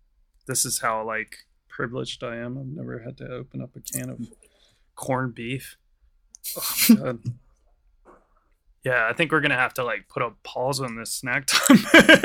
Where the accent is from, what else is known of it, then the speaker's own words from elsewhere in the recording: United States; because I'm American